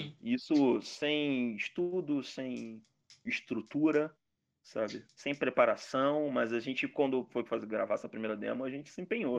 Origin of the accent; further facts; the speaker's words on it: Rio de Janeiro, Brazil; Sou de Madureira